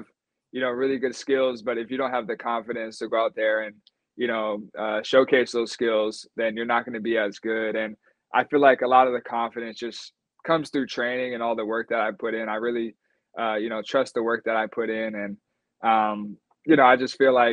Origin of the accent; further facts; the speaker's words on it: Sacramento, California, United States; also born or lived in Folsom, California / Greece / Los Angeles; end up back in my hometown